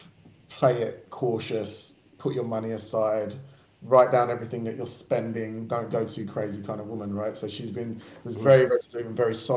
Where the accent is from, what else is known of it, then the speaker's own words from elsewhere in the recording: Barking, London, United Kingdom; I'm from Barking, but I was going out to a school further out in Essex